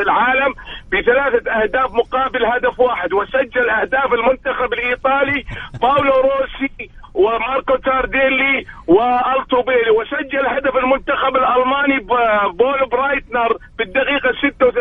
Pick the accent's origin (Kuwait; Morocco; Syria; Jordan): Syria; Deir ez-Zor, Deir ez-Zor Governorate; now in Riyadh, Saudi Arabia; الكابتن عمر السومة ابن حارتي وابن بلدي وابن نادي وابن مدينتي